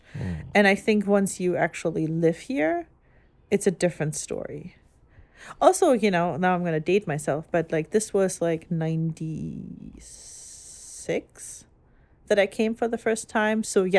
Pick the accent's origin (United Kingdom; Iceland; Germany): Germany; English is a second language; now in United States; growing up in Germany and ever only ever going to Catholic church, I guess.